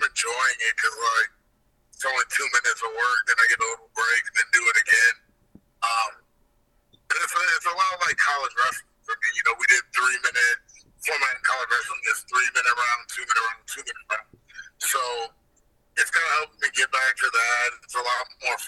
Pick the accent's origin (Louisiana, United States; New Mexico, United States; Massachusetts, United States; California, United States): New Mexico, United States; Albuquerque; born or raised there